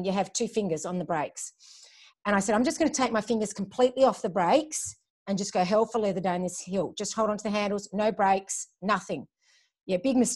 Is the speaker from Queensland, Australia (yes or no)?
no; Melbourne, Victoria, Australia; also born or lived in Glasgow, Scotland / Germany / Hawthorn, Melbourne; I just grew up in Baldwin and lived my teenage years there